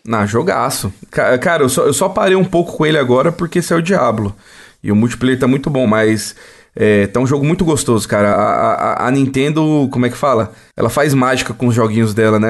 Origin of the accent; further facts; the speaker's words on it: Brazil; A gente é brasileiro